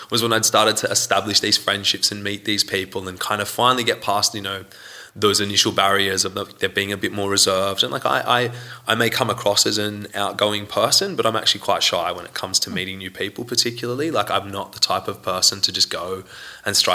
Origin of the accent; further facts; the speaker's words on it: Sydney, New South Wales, Australia; now in Iceland; Sydney? Sydney? You're yeah.